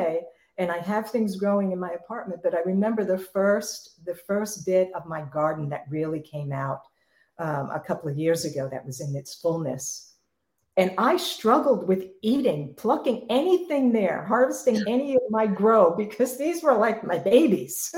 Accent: New York City, New York, United States; I grew up in New York City. I lived in apartments my entire life growing up.

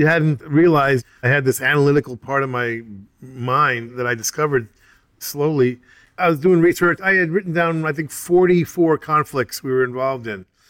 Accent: United States; I'm an American

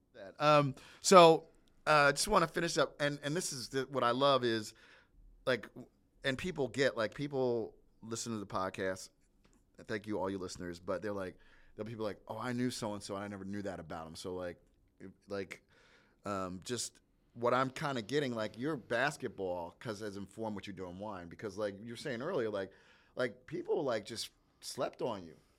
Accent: New Jersey, United States; I'm from New Jersey

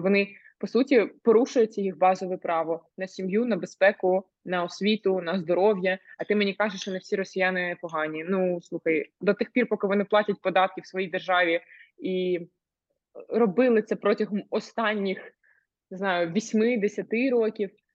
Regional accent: Ukraine; moved away as an adult; я з України і що в мене в країні війна

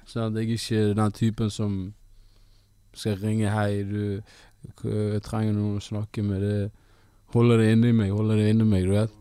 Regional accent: Bergen, Vestland, Norway; also born or lived in Ethiopia; Jeg er fra Bergen, opprinnelig fra Etiopia.

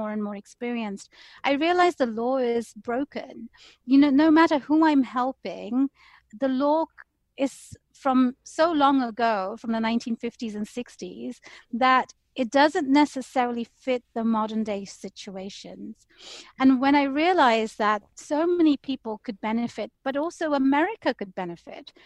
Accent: London, United Kingdom; moved away as an adult; now in United States; I was born and raised in London

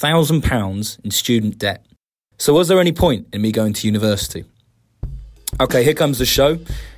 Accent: London, United Kingdom; I'm from Southwest London

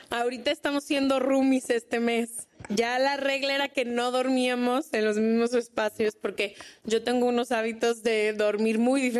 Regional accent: Honduras; ¿De dónde eres? De Honduras.

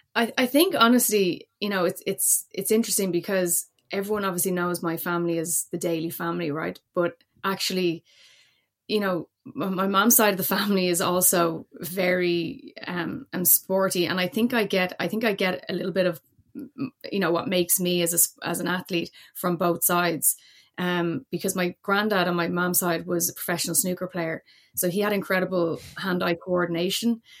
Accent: Dublin, Leinster, Ireland; moved away as an adult; now in Cork, Ireland; my background is, is Dublin, born and raised, but I'm actually, uh, based in Cork

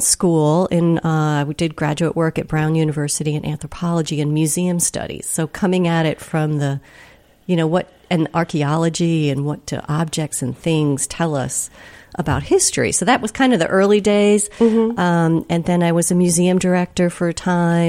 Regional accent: Rhode Island, United States; grew up in Rhode Island

